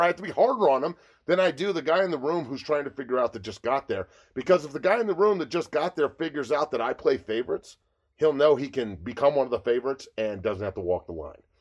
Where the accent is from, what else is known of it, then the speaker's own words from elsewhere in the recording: United States; I'm an American